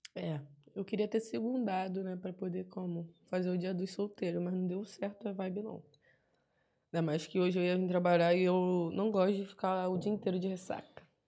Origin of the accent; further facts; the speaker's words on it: Rio de Janeiro, Brazil; accent: carioca; a linguagem carioca, né? Eu escrevo tudo do meu jeito de falar